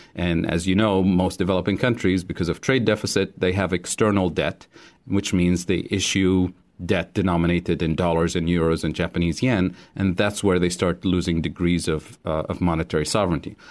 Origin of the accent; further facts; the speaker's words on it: Tunisia; moved away as an adult; also born or lived in Kansas City, Missouri; now in United States; I grew up in Tunisia